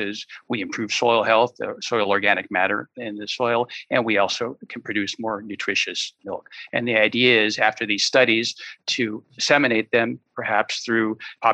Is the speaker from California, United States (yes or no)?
yes; San Francisco, California, United States; moved away as an adult; now in Spain; I was born and raised in San Francisco